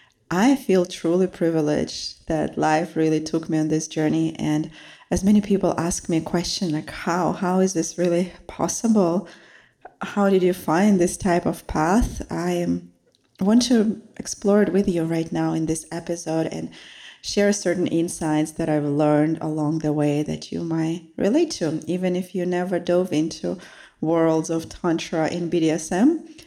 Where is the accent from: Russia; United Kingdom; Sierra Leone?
Russia; moved away as an adult; now in United States; So I came from Russia to study and to become successful and to impress my family.